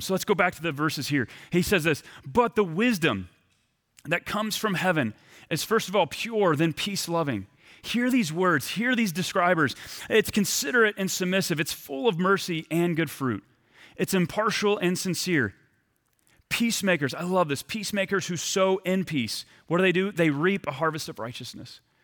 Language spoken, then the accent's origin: English; East Texas, United States; moved away as an adult; also born or lived in Burlington, Vermont; I left my hometown of East Texas to move about thirty hours cross-country to Burlington, Vermont.